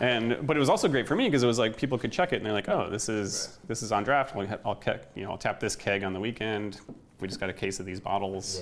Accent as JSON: {"language": "English", "region": "Michigan", "country": "United States", "tie": "born or raised there", "moved": "as an adult", "lives_now": "Hawaii, United States", "said": "I grew up in Michigan, so a little more East Coast influence."}